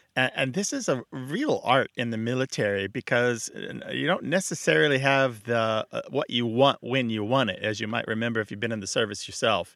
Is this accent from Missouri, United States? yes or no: yes; Missouri, United States; moved away; I am from Missouri, and I did leave it